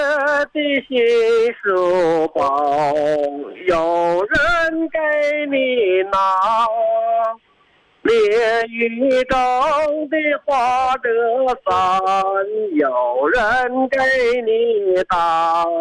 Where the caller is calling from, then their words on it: Shuangcheng, Heilongjiang, China; 哦，我是来自双城地区，